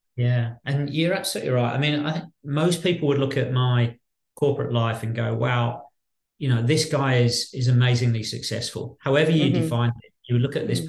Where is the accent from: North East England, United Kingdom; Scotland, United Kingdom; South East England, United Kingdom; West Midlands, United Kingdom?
West Midlands, United Kingdom; Birmingham; now in Australia; I was born in Birmingham, in central Birmingham, in the West Midlands, and um, at a, at a very young age, my parents took uh, the decision to to move out of central Birmingham